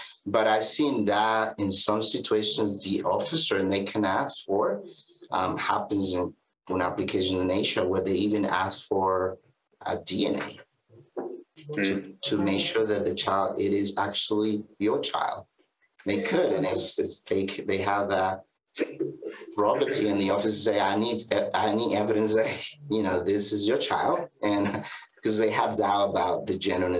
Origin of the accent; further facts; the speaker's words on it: Canada; my child will be Canadian because I'm Canadian.